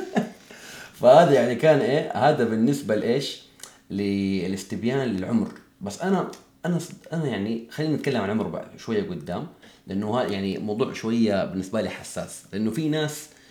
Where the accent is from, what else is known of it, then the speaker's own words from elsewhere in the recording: Hejaz, Saudi Arabia; احنا عندنا في الحجاز